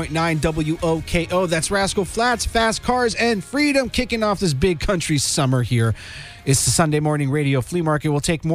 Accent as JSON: {"language": "English", "region": "Florida", "country": "United States", "said": "I said I'm from Florida."}